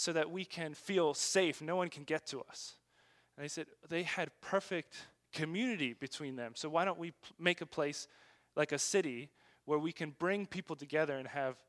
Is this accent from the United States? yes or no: yes; United States; moved away as an adult; now in China; we have as American Christians